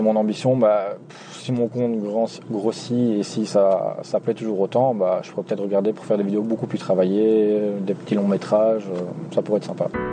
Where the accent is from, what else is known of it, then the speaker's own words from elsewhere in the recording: Nivelles, Wallonia, Belgium; je viens de Nivelles, ce qui est situé en Belgique